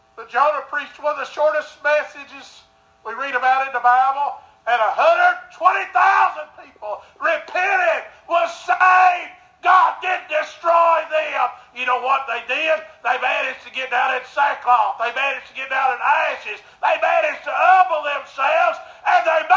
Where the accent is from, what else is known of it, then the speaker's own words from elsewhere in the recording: United States; I'm an American.